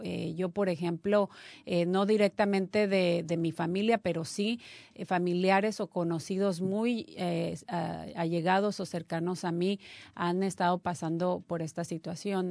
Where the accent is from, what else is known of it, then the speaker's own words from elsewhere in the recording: Mexico; moved away; yo soy mexicana también